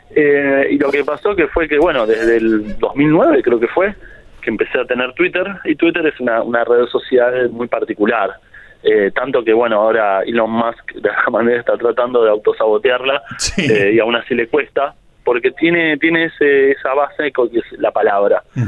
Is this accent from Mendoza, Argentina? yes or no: no; La Plata, Buenos Aires Province, Argentina; yo soy un autor de La Plata